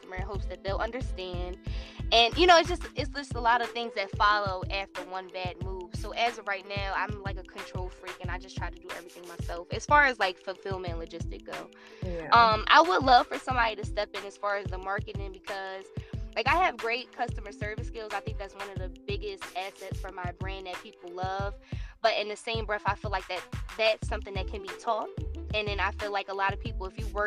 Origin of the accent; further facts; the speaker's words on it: New Jersey, United States; moved away as an adult; also born or lived in Los Angeles; I'm originally from New Jersey, but my brand was birthed in LA. So I moved to Los Angeles when I was 19 years old